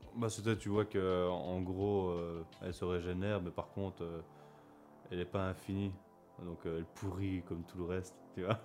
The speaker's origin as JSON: {"language": "French", "country": "Belgium"}